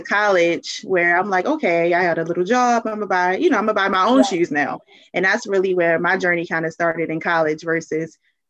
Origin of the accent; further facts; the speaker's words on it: Baltimore, Maryland, United States; I'm from Baltimore, Maryland.